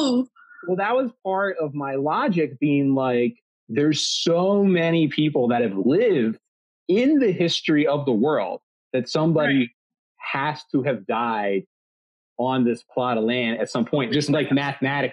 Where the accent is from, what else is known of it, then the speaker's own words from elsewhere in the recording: Delaware County outside of Philadelphia, Pennsylvania, United States; I grew up in Delaware County outside of Philadelphia